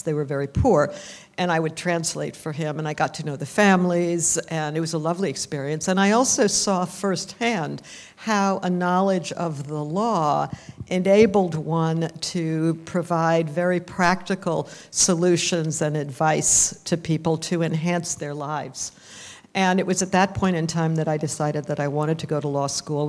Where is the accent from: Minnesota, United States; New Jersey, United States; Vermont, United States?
Vermont, United States; I am from Vermont, and my family's mostly Canadian, but I grew up in Vermont